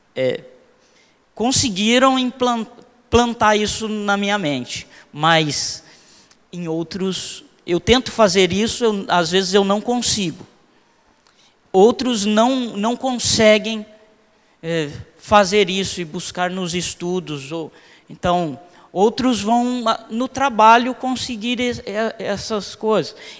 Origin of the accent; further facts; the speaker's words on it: Londrina, Paraná, Brazil; Eu sou do Cincão, moro lá desde os, do, dos, desde os três anos de idade. Então, 39 anos ali no, no Cincão.